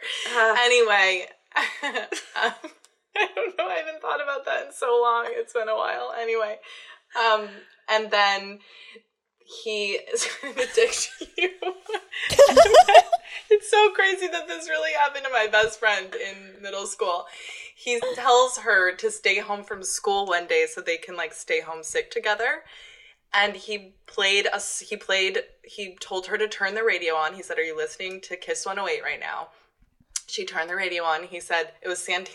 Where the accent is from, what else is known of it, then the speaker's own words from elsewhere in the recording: United States; moved away; I'm from Situate. I'm from a town far away and came here